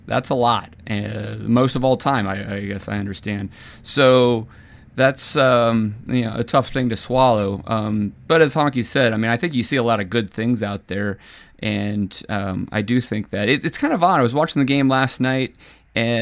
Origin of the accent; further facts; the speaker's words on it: Nebraska, United States; moved away as an adult; now in Colorado, United States; growing up in Nebraska as a basketball fan